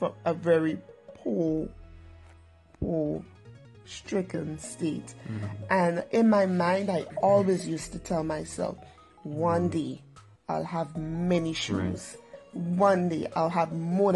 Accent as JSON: {"language": "English", "country": "Grenada", "tie": "born or raised there", "also_born_or_lived": "Trinidad and Tobago", "said": "I'm a Trinidadian by birth, but I'm now Grenadian"}